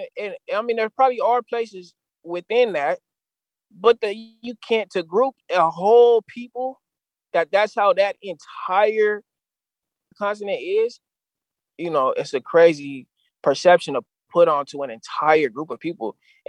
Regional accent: San Diego, California, United States; I've just always talked about my experiences in San Diego, growing up in San Diego

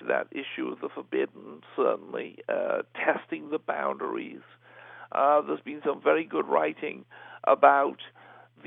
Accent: Liverpool, North West England, United Kingdom; my hometown of Liverpool

